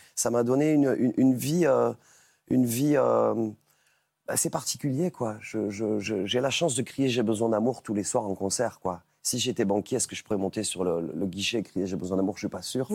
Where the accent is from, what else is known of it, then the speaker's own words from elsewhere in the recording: Catalonia, Occitania, France; c'est tourné chez moi, c'est enregistré chez moi, c'est tourné chez moi en Catalogne